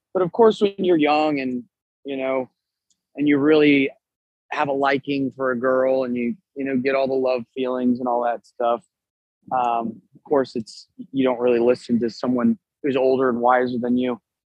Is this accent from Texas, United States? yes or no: yes; Texas, United States; Of course, I'm from Texas, you know.